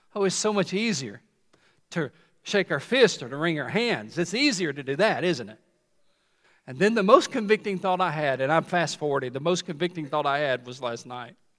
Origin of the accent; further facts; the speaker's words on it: Tennessee, United States; When I was growing up in Tennessee